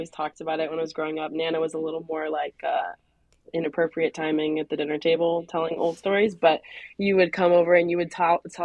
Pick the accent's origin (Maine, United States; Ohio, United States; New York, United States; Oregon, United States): Maine, United States; also born or lived in New Hampshire; I'm originally from Maine, so I ended up moving back and I'm working in Portland at Maine Med.